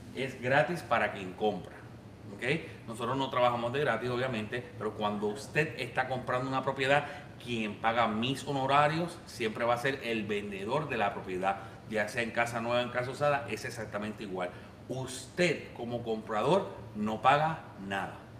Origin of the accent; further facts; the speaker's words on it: Puerto Rico; now in United States; yo soy puertorriqueño